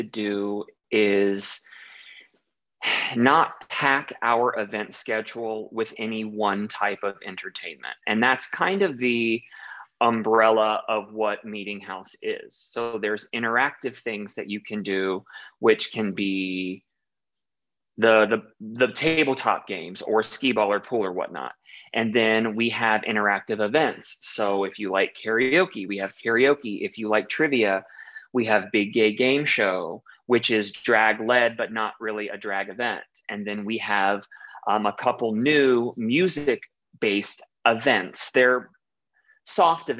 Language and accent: English; Dayton, Ohio, United States; moved away as an adult; now in Chicago, United States; I'm from Dayton, Ohio, and I moved to Chicago about 9 years